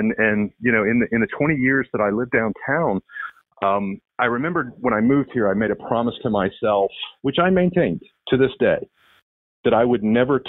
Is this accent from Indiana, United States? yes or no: no; Atlanta, Georgia, United States; moved away as an adult; now in Savannah, United States; I grew up in Atlanta. I've had family here in Savannah for generations. And I had the good fortune of spending my summers here as a kid.